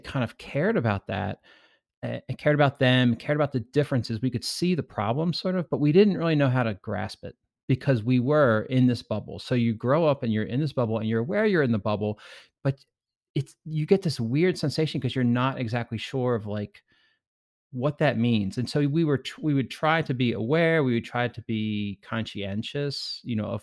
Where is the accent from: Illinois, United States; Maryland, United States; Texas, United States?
Maryland, United States; Baltimore County; I grew up in the Baltimore area